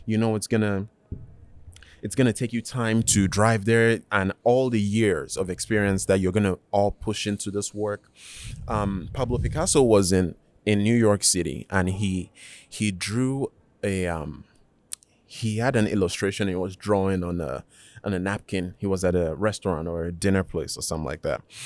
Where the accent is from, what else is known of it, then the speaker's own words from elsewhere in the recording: Nigeria; now in United States; I was born in Nigeria